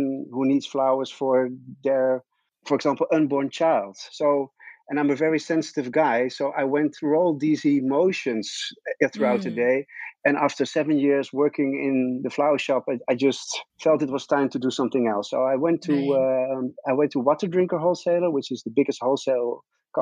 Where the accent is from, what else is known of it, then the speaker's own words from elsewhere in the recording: Netherlands; English is a second language; English is not my native speech. So I'm always a bit hesitant to go on English speaking interviews because I'm a real Dutch guy.